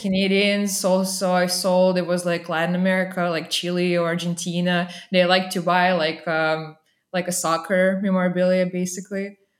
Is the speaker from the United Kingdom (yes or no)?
no; Saint Petersburg, Russia; born or raised there; moved away as an adult; also born or lived in Vermont, United States; now in Texas, United States